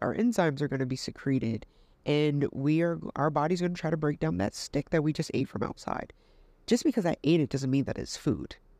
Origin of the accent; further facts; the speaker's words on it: New York City, New York, United States; moved away as an adult; I'm in New York, you know, I'm from Queens, and I came down here